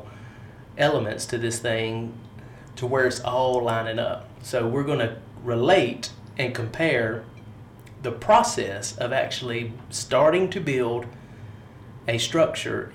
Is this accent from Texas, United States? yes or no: no; Harnett County, North Carolina, United States; I am from Harnett County. Mm-hmm. I live 5 minutes down the road from where we are. Haven't been too much outside of North Carolina except to vacation